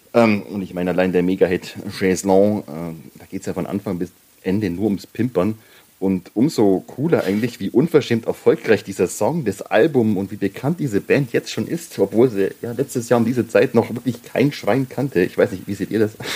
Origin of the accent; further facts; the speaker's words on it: Bavaria, Germany; ich komme aus Bayern